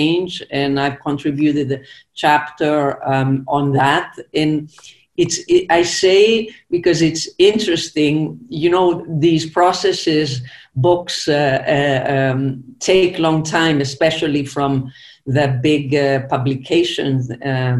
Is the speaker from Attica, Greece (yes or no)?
no; Zakynthos, Ionian Islands, Greece; English is a second language; I actually was born on the island of Zakynthos, which is part of the Ionian Islands between Greece and Italy.